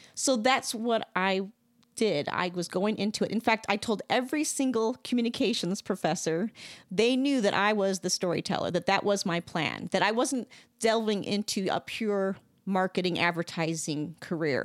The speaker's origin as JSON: {"language": "English", "region": "Wisconsin", "country": "United States", "tie": "born or raised there", "said": "I grew up in Wisconsin."}